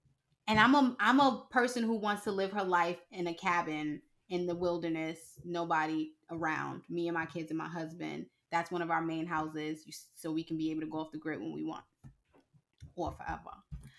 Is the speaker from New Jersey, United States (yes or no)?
no; Harlem, New York, United States; I'm from Harlem all day, every day.